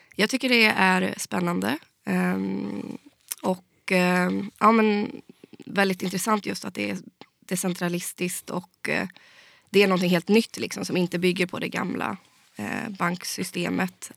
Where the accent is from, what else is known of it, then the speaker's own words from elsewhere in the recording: Skaraborg, Västra Götaland, Sweden; jag var en av riksdagskandidaterna från, från Skaraborg då, där jag kommer ifrån